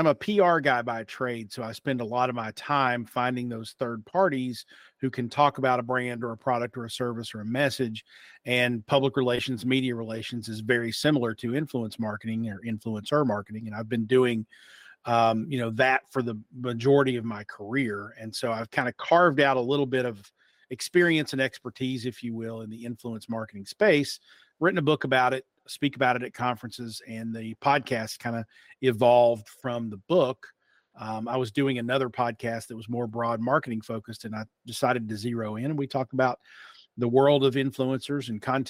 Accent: Logan, West Virginia, United States; accent: a little bit of twang; also born or lived in Pikeville, Kentucky; I'm a hillbilly, bona fide hillbilly, born and raised in Logan, West Virginia and Pikeville, Kentucky, which are the respective homes of the Hatfields and McCoys. but I worked in radio. So I don't sound necessarily like I'm from Eastern Kentucky.

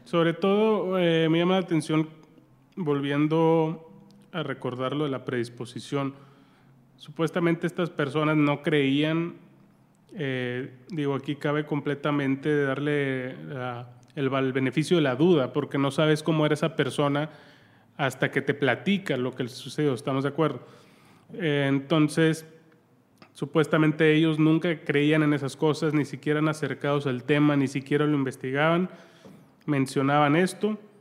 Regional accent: Santiago, Nuevo León, Mexico; yo soy de Santiago Nuevo León

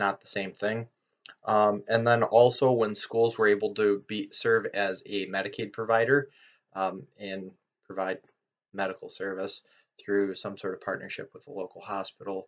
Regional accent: Lee Township, Michigan, United States; my hometown, Lee Township, Michigan, population 4,270

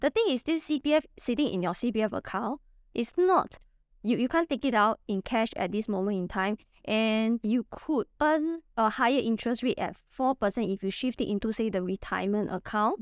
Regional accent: Singapore; I'm from Singapore, and I'm a property investor

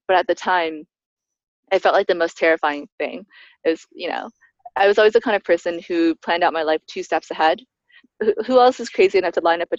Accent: Canada; moved away as an adult; also born or lived in China / United States / New York / Zambia; now in Nairobi, Kenya; I grew up in Canada, studied in the US, started off my career working in New York for a few years before doing this brief stint in Zambia.

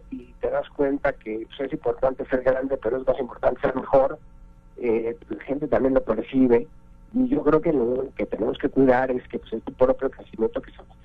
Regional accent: Mexico; tenemos que hacer una chamba importante como banco, como sociedad, como mexicanos, como política pública

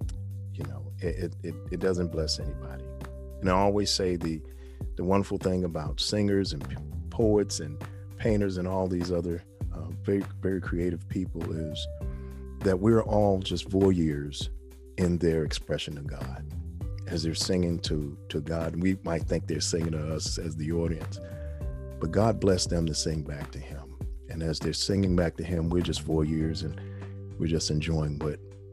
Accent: New York City, New York, United States; this little guy from the Bronx

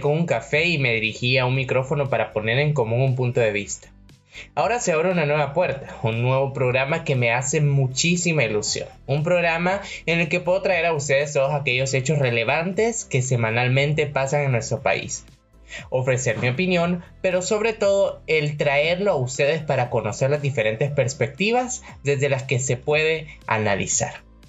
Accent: El Salvador; Soy ciudadano salvadoreño de nacimiento.

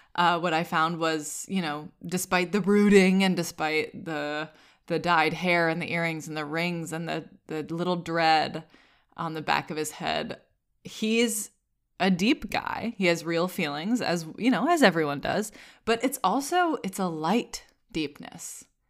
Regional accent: Vermont, United States; I'm from Vermont.

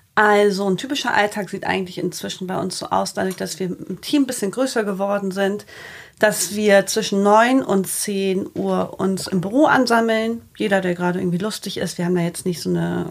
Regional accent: Bremen, Germany; moved away as an adult; also born or lived in Cologne; now in Hamburg, Germany; ich bin gebürtige Bremerin, habe in Köln, im schönen Köln, vier Jahre gelebt

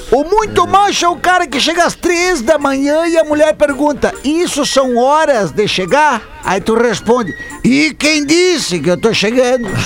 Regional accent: Caxias do Sul, Rio Grande do Sul, Brazil; sou de Caxias do Sul, aqui na nossa

